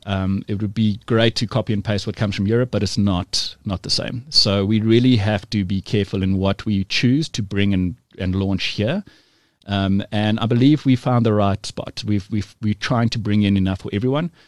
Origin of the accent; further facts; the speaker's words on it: South Africa; we're all South African